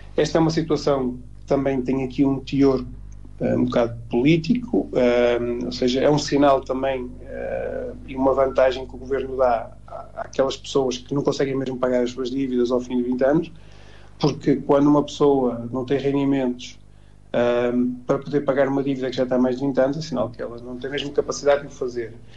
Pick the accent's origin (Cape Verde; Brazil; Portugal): Portugal; todos nós que somos portugueses